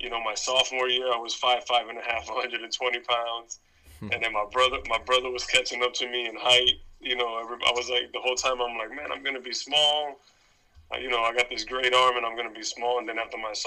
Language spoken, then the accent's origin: English; Boston, Massachusetts, United States; I was, you know, born in the city in Boston. I mean, Hyde Park is obviously one of the, you know, one of the towns in, like I like to say, in Boston